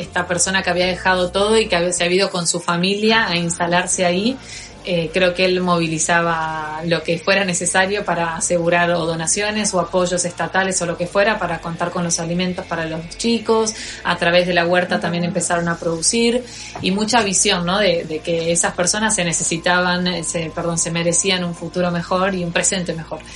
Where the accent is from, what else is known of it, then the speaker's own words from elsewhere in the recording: Campana, Buenos Aires Province, Argentina; accent: Argentine; moved away as an adult; now in Madrid, Spain; Yo nací en, en Buenos Aires, en una ciudad que queda a 70 kilómetros de la capital, que se llama Campana, y estoy en Madrid desde hace nueve meses.